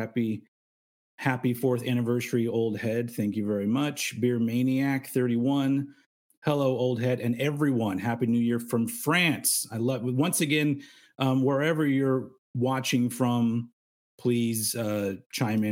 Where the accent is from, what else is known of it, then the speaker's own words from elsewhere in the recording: United States; I am American